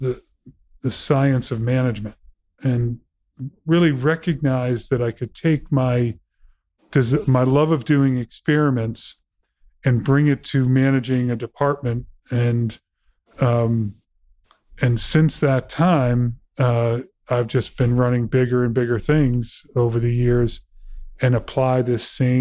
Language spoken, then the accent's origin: English; Burlington, Massachusetts, United States; I was born and raised in Massachusetts, Burlington, Mass